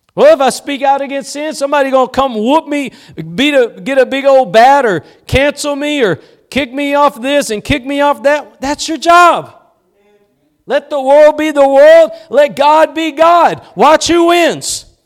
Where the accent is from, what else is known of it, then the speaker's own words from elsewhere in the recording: East Texas, United States; I'm just somebody from East Texas